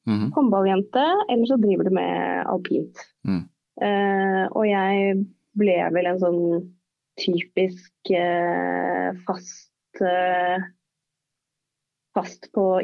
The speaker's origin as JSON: {"language": "Norwegian", "town": "Stranda", "region": "Møre og Romsdal", "country": "Norway", "tie": "born or raised there", "moved": "as an adult", "lives_now": "Oslo, Norway", "said": "Men det gjorde jo at jeg i årene etter at jeg flytta fra Stranda for å studere"}